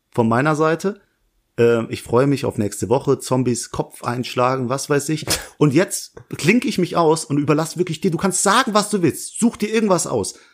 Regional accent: Langweiler, Rhineland-Palatinate, Germany; in der Nähe von Langweiler, dem Dorf, wo ich herkomme

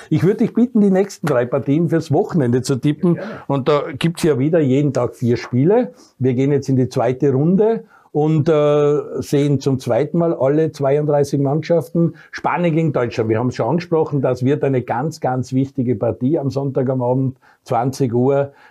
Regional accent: Austria; die wir als Österreicher oft gesehen haben.

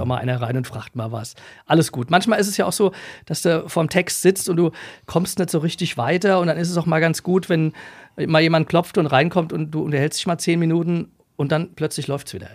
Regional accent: Essenheim, Rhineland-Palatinate, Germany; also born or lived in Leipzig; ich komme aus Essenheim, äh, bin auch da groß geworden

